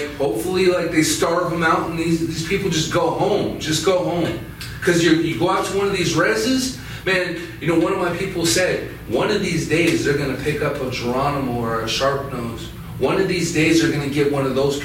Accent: Wind River Reservation, Wyoming, United States; I grew up off and on the Wind River Reservation my whole life, you know, like all through high school and my young adult years

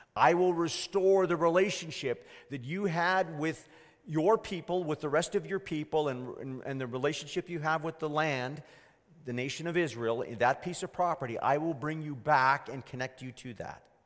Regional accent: Canada; I was born here, but my, my grandparents weren't of Canadian root.

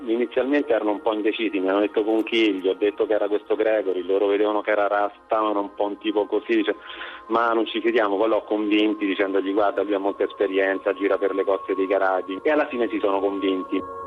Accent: Rome, Lazio, Italy; sono nato e vivo a Roma

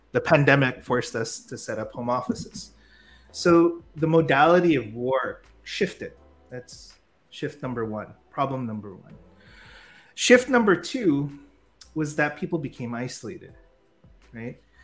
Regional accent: San Francisco, California, United States; moved away as an adult; also born or lived in Philippines; I grew up in San Francisco

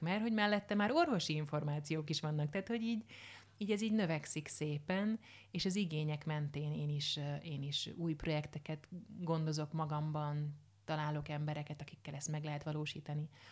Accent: Hungary; a magyar mentalitás, hogy már pedig megszenvedünk, tehát hogy bármi, ezeket mind, hát ebben nőttem föl, mint hogy mindannyian

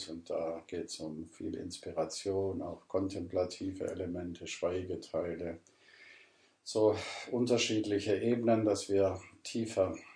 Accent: Ravensburg, Baden-Württemberg, Germany; moved away; also born or lived in Burgwedel; Ich komme ursprünglich aus Ravensburg, Süddeutschland. Hört man ja auch an meinem Akzent.

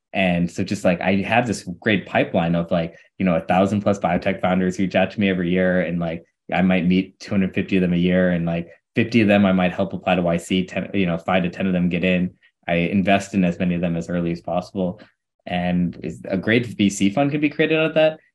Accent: St. Louis, Missouri, United States; I'm born and raised in Saint Louis, Missouri.

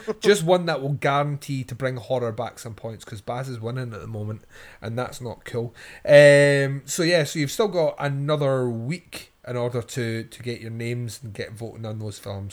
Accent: Scotland, United Kingdom; I'm Scottish

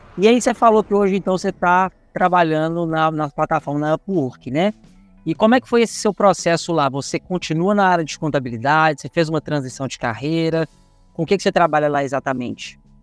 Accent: Minas Gerais, Brazil; Nós dois que somos mineiro

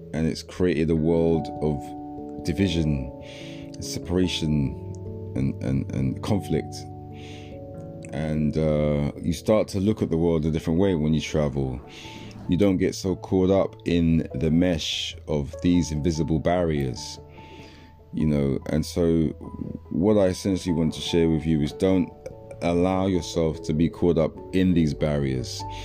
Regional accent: London, United Kingdom; also born or lived in Togo; growing up in South London as a youngster

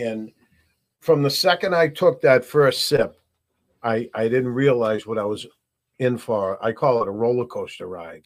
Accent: Burlington, Massachusetts, United States; I grew up in Burlington, Mass

